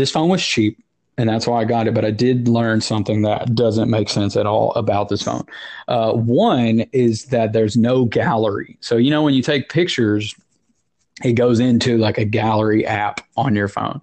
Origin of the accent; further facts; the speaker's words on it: Tennessee, United States; now in New Jersey, United States; I did grow up in Tennessee